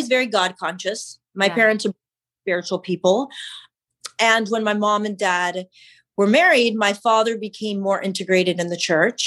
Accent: San Antonio, Texas, United States; I was born in Texas, San Antonio, Texas. I was raised in my younger childhood as an observant Christian, a Southern Baptist.

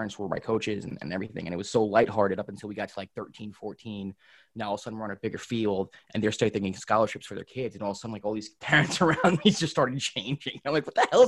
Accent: New York City, New York, United States; also born or lived in Rockland County, New York; I was born in Riverdale, in the Bronx, grew up in Riverdale, which is North Bronx, then moved to Rockland County, like late elementary school

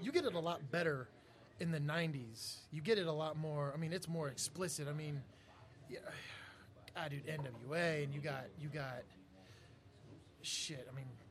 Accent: South Texas, United States; I'm from South Texas, so there's not a lot that comes through there.

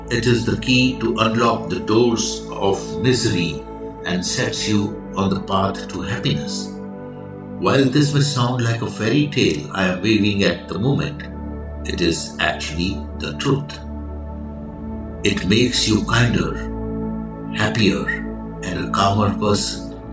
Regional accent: India; I am the Indian monk.

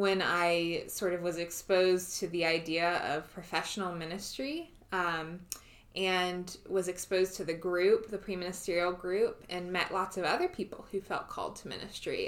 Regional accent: Richmond, Virginia, United States; moved away as an adult; also born or lived in Ashland, Virginia; now in Pittsburgh, United States; I am from Richmond, Virginia, born and raised. My my family is still there in the home that I grew up

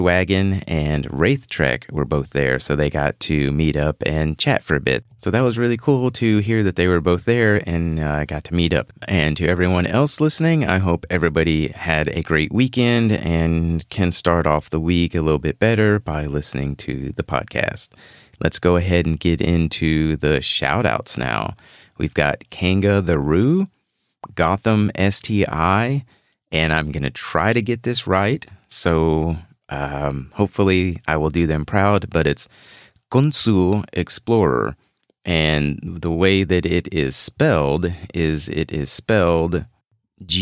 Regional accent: Houston, Texas, United States; my hometown of Houston, Texas

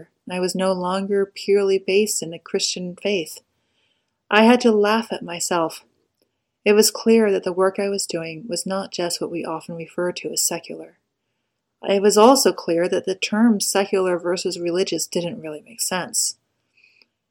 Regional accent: United States; definitely an American

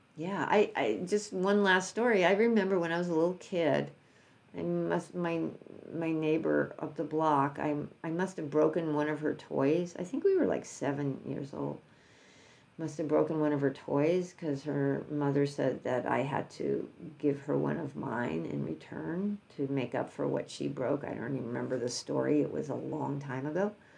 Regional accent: New York, United States; I'm from New York

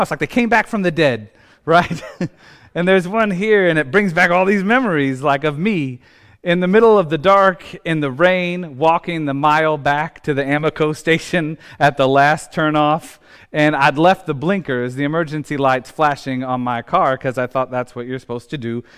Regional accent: Indiana, United States; as a kid growing up in Indiana

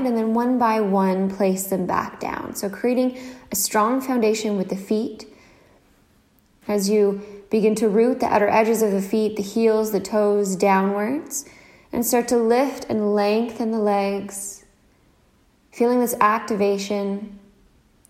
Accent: Nova Scotia, Canada; now in Copenhagen, Denmark; I'm currently living in Copenhagen, Denmark, but I'm originally from Nova Scotia, Canada.

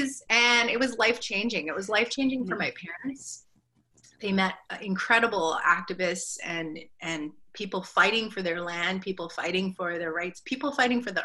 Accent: Vancouver, British Columbia, Canada; I grew up in Vancouver in the province of British Columbia in Canada.

